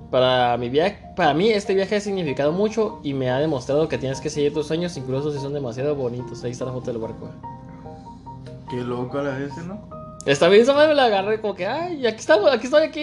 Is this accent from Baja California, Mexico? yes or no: yes; Tijuana, Baja California, Mexico; born or raised there; now in Mexicali, Mexico